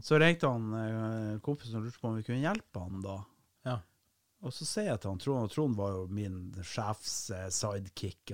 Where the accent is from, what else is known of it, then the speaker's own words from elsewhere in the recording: Kiberg, Finnmark, Norway; jeg er ikke fra Vardø, jeg er fra Kiberg, stedet Gud glemte